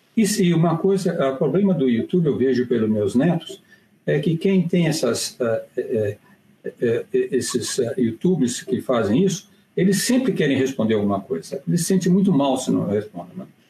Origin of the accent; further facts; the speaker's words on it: Minas Gerais, Brazil; moved away; eu sou mineiro